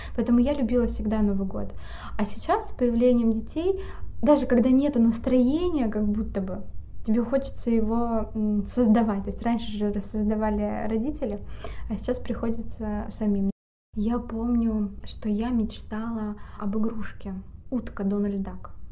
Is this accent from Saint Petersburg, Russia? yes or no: no; Vorkuta, Komi Republic, Russia; moved away; я родом из города Воркуты